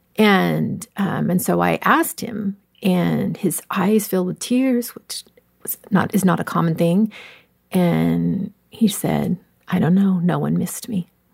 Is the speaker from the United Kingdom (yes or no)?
no; Southern California, United States; I grew up in Southern California